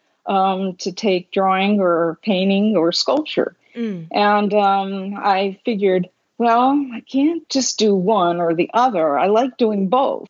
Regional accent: Philadelphia, Pennsylvania, United States; now in Brooklyn, United States; I grew up in Philadelphia, but I was born in Brooklyn, so I returned to my home grounds here.

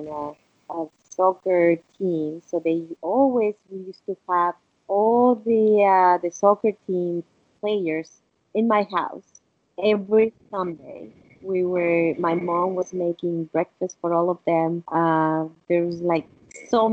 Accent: Mexico; first language Spanish; English is a second language; moved away; also born or lived in Italy; Being from Mexico

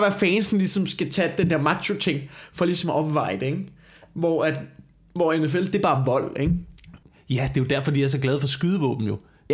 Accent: Denmark; jeg har opvokset på landet

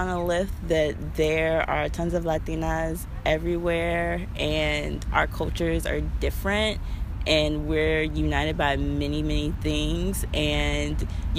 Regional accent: Puerto Rico; people are always shocked when I say that I am Puerto Rican, mainly because I am Black.

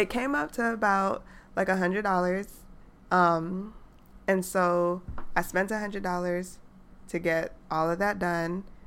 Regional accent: New York City, New York, United States; now in Atlanta, United States; I'm from New York

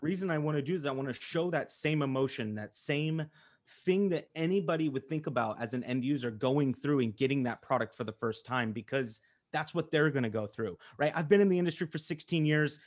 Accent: Colorado, United States; I'm from Colorado.

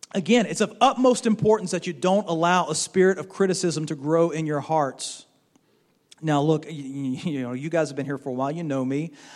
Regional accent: Baton Rouge, Louisiana, United States; moved away as an adult; also born or lived in Florida; now in Mississippi, United States; When we were growing up, we grew up in Baton Rouge over there in Louisiana

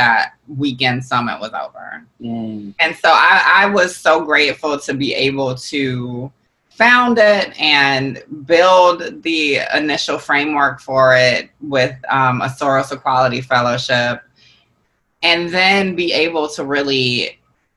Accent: Georgia, United States; I'm not from New Orleans. I'm not from Louisiana. I'm from Georgia. I'm a Southern woman

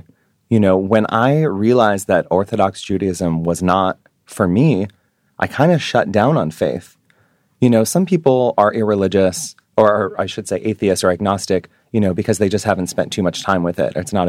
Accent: New York, United States; moved away

